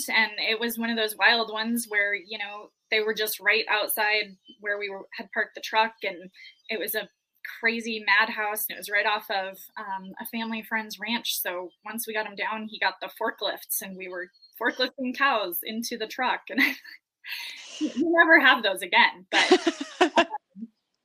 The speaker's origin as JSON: {"language": "English", "region": "Montana", "country": "United States", "tie": "born or raised there", "also_born_or_lived": "Wyoming", "moved": "as an adult", "said": "Born and raised in Montana, moved to Wyoming after college"}